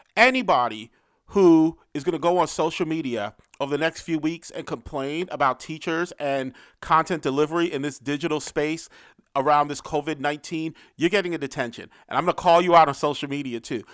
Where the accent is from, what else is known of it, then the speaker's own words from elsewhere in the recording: New York City, New York, United States; I grew up in Harlem, so I grew up in a place where the drug ep-, epidemic was very much front and center